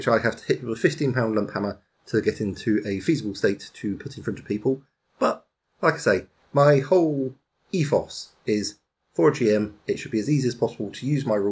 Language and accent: English; United Kingdom; I'm British